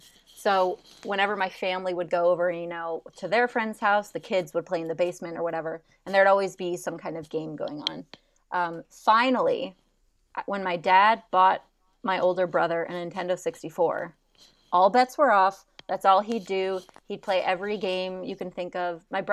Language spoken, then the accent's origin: English; Netherlands; also born or lived in Germany; I grew up in Europe, so most of my life I spent in the Netherlands and Germany.